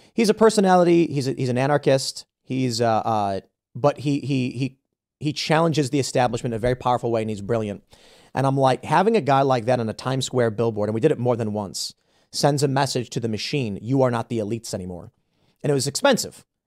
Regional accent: Chicago, Illinois, United States; I grew up in Chicago as a Chicago urban liberal

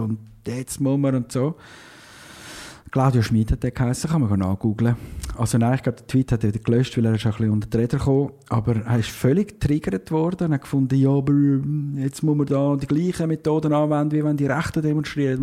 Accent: Switzerland; accent: Swiss German; wir dann zwischendurch wirklich wieder mal Schweizerdeutsch reden

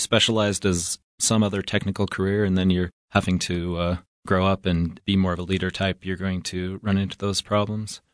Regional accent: Evanston, Wyoming, United States; I'm originally from Evanston, Wyoming

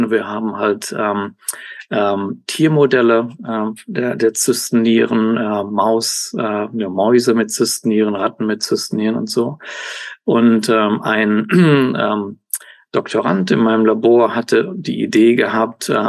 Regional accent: Cologne, North Rhine-Westphalia, Germany; Also ähm, ursprünglich aus Deutschland, aus Köln. Äh, da bin ich genau geboren, aufge

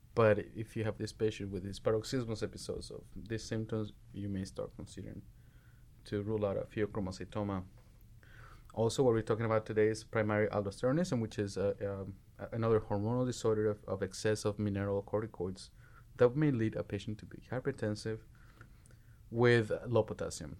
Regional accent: Mexico; moved away as an adult; also born or lived in Jalisco; now in United States; I'm originally from Mexico. I was born and raised in Mexico

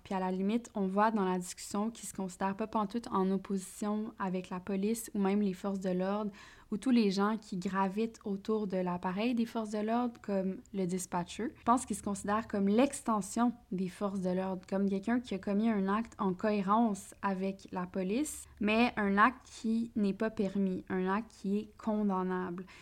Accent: Quebec, Canada; chez nous au Québec

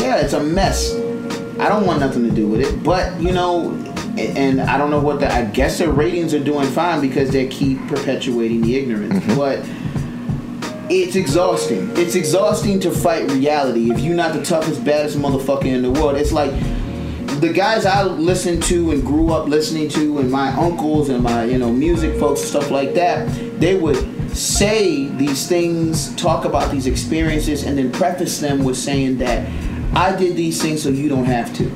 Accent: Prince George's County, Maryland, United States; moved away; I'm originally from Prince George's County

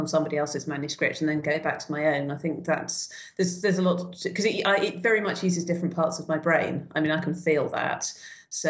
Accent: United Kingdom; I'm coming at this as a Brit

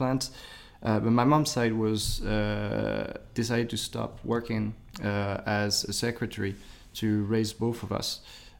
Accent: Bourgoin-Jallieu, Auvergne-Rhône-Alpes, France; English is a second language; also born or lived in Lyon; I was born in Lyon, but I was raised in... I lived in two different homes at a time. So again, it's cities that people won't remember. But one city is called Bourgoin-Jallieu.

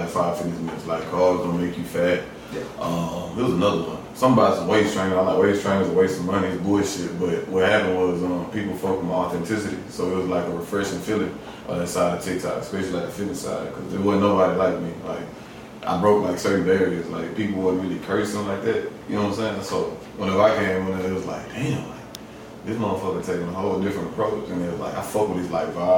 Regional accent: Missouri City, Texas, United States; born and raised in Missouri City, Texas.

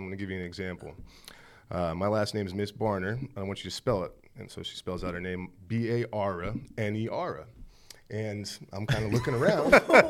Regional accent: Shelby, North Carolina, United States; also born or lived in Easton, Pennsylvania / Rancho Cucamonga, California / Charlotte, North Carolina; a little place called Rancho Cucamonga, about 60 miles east of L.A. Then from there, moved to North Carolina, a little town called Shelby, North Carolina, about 40 minutes down the road. Went to high school down there.

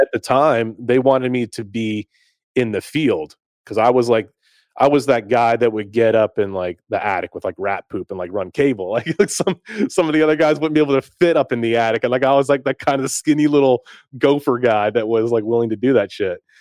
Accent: Greensboro, North Carolina, United States; moved away as an adult; also born or lived in Winnipeg, Manitoba, Canada / Akron, Ohio; now in Nashville, United States; I grew up in the States, I grew up in, in Greensboro and, in High Point, North Carolina

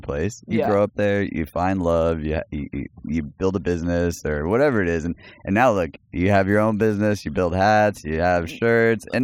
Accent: El Paso, Texas, United States; growing up in El Paso, Texas

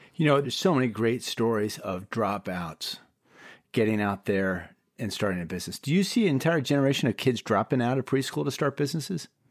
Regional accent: Bay Area, California, United States; Rusty, William, and I hail from the Bay Area.

